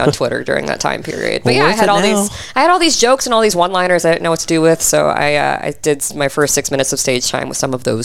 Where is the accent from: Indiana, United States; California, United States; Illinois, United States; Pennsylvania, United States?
Indiana, United States; Fort Wayne; moved away as an adult; now in Texas, United States; I am from Fort Wayne, Indiana